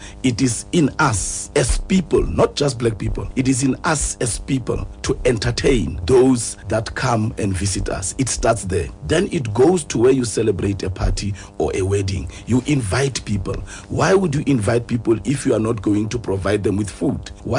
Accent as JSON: {"language": "English", "region": "Free State", "country": "South Africa", "tie": "born or raised there", "said": "I grew up in the Free State in a very small township."}